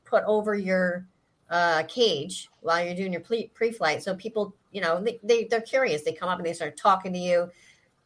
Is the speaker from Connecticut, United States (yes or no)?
yes; Connecticut, United States; now in South Carolina, United States; I'm originally from Connecticut, but I'm in South